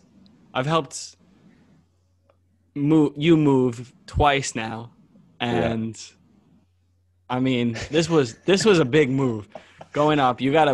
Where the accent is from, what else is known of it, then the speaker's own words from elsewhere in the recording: New York, United States; moved away as an adult; my hometown in New York